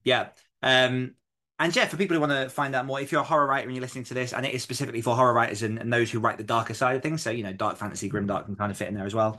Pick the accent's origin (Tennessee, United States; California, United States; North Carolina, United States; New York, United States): New York, United States; New York City; I'm from Queens